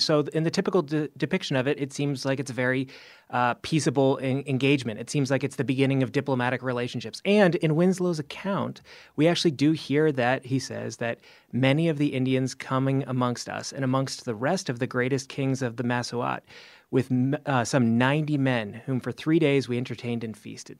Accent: Canada; now in United States; I'm actually Canadian

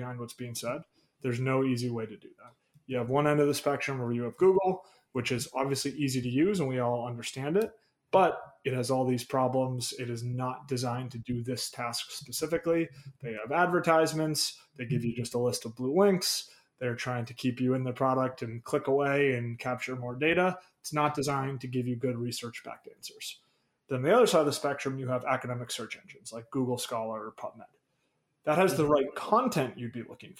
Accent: Boston, Massachusetts, United States; moved away as an adult; also born or lived in Chicago; I'm from the Boston area originally.

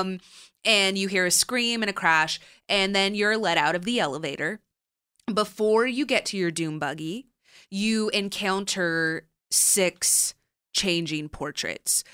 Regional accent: Southern California, United States; growing up in Southern California

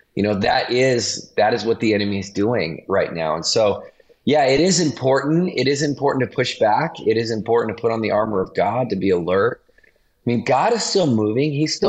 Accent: Montana, United States; also born or lived in East Coast; now in California, United States; I grew up actually in Montana, which is why it's really funny that I'm in California right now

